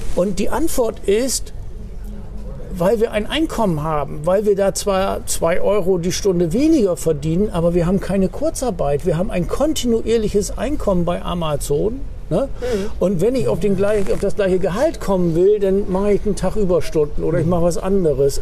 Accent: Bremen, Germany; als Bremer

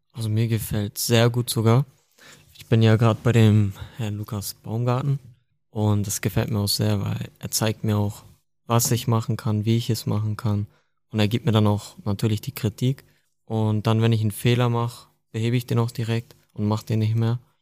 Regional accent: Hamburg, Germany; Ich komme aus Hamburg.

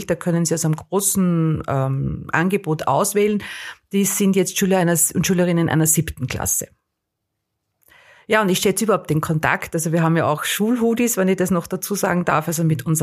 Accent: Aachen, North Rhine-Westphalia, Germany; ich war aus Aachen, ich habe äh, relativ, glaube ich, die, wahrscheinlich Plattdeutsch ein bisschen gesprochen, war schwer zu verstehen

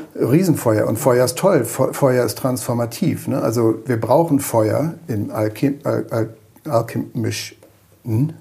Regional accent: Germany; als Deutsche

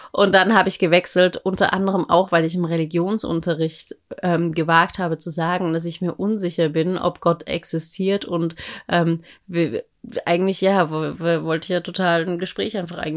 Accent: Austria; now in Berlin, Germany; ich bin ja in Österreich

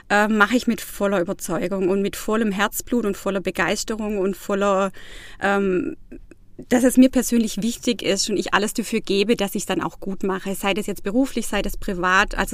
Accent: Baiersbronn, Baden-Württemberg, Germany; now in Freiburg, Germany; Ja, ich bin im Nordschwarzwald aufgewachsen, in Bayersbronn, habe da also meine Wurzeln, habe da auch noch meine Familie mehr oder weniger und bin da auch immer wieder gerne, muss ich sagen. Ich lebe jetzt seit zwei Jahren in Freiburg

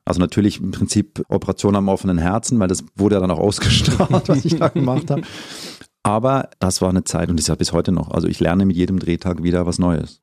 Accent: Zurich, Switzerland; moved away as an adult; now in Germany; ich bin in Zürich geboren und aufgewachsen und habe mich dann vor ein paar Jahren entschieden, meinen Weg nach Deutschland zu machen

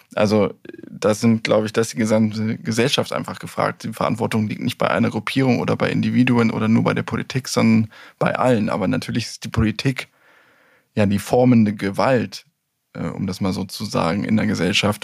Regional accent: Germany; wir ja als Deutsche

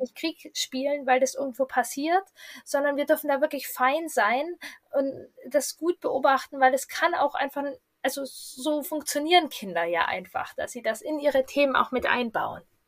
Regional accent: Hanover, Lower Saxony, Germany; ich komme aus Hannover

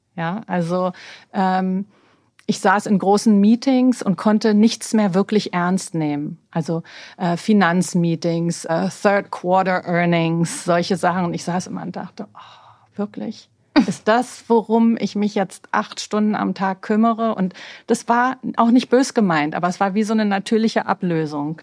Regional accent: Berlin, Germany; moved away as an adult; also born or lived in New York; ich bin ja gebürtige Berlinerin, mhm. so eine richtig echte Berliner Pflanze. Mhm. Ähm, bin am Cotti groß geworden

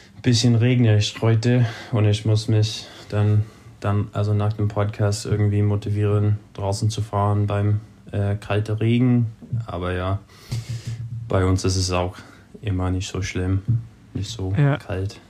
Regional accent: California, United States; German is a second language; mein Homebase, quasi mein Heimat, ist auf Sea Level hier bei uns in Kalifornien

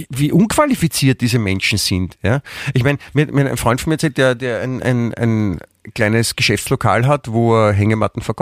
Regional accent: Vienna, Austria; letztendlich sind wir beide äh, Wiener

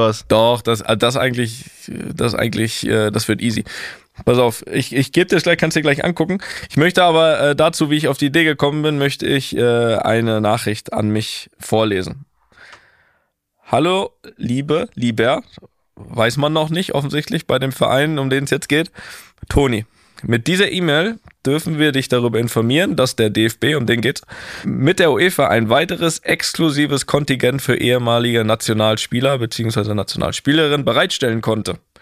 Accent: Germany; now in Madrid, Spain

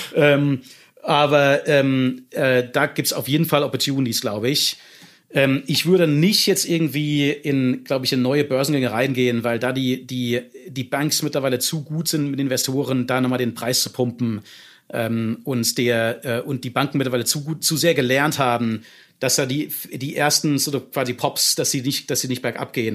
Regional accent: Germany

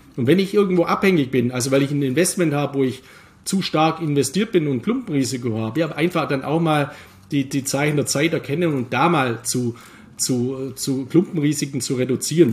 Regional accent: Germany; bei uns in Deutschland

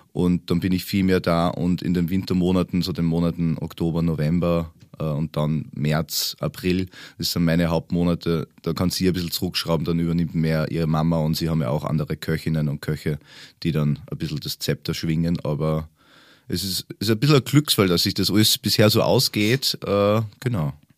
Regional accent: Upper Austria, Austria; moved away as an adult; also born or lived in Bavaria; now in Germany; Ich komme ja ursprünglich aus Österreich, lebe aber jetzt schon seit 13 Jahren in Deutschland, aber in Bayern

